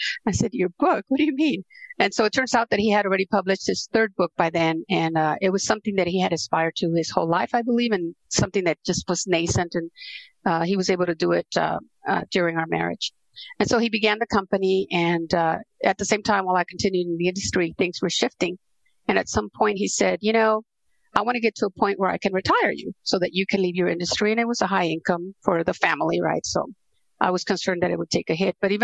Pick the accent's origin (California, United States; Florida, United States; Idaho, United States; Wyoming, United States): California, United States; Los Angeles; also born or lived in Central America; I grew up in Southern California. I actually was born in Central America and arrived to Hollywood when I was 9 years old. So I grew up in Hollywood